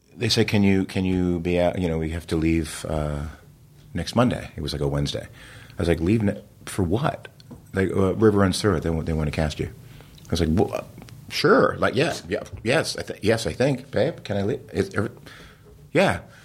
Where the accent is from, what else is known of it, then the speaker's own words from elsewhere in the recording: New Jersey, United States; I grew up in New Jersey